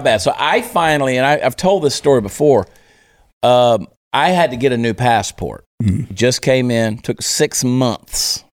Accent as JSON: {"language": "English", "region": "New Jersey", "country": "United States", "tie": "born there", "said": "I was born in New Jersey."}